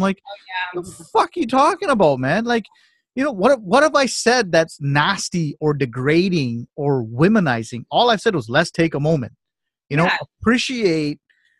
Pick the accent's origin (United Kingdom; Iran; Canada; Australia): Canada; born there; I am Canadian. I'm proud to be Canadian. This is what my passport is. I was born in this country.